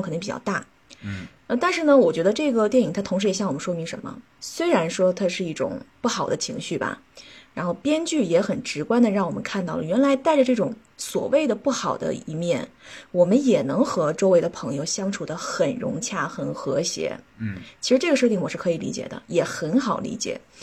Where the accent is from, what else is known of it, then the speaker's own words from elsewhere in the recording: China; 我们中国人